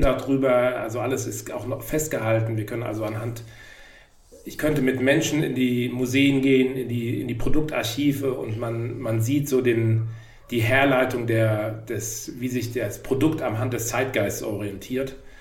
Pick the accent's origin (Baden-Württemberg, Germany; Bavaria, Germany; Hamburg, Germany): Hamburg, Germany; ich komme auch aus Hamburg